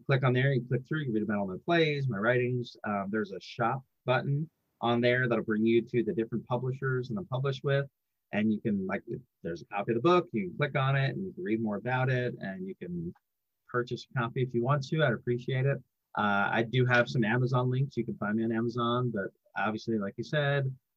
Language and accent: English; New York, United States; now in Atlanta, United States; I grew up actually up here in New York. I grew up in New York. I moved down south